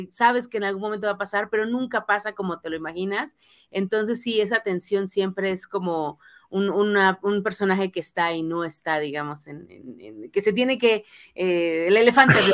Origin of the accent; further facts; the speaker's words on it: Mexico; impotencia como público, como mexicanos, como ciudadanos en ese tipo de circunstancias